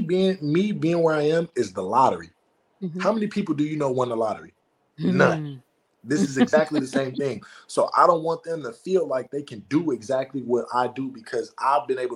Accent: United States; I was born in America, but my bloodline wasn't born in America

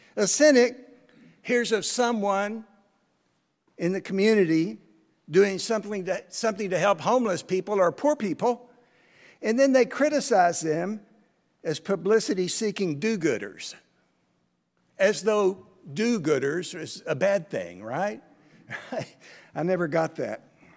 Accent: United States; I'm an American

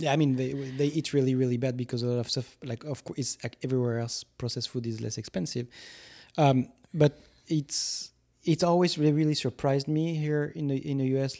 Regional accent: France; moved away as an adult; now in United States; when I grew up in France and still to this day, because I was a teacher in France

